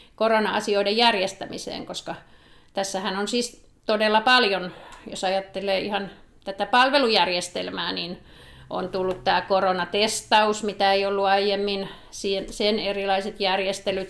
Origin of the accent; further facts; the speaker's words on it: Helsinki, Uusimaa, Finland; moved away as an adult; also born or lived in South Karelia; now in Savitaipale, Finland; siellä Helsingissä lapsuuteni vietin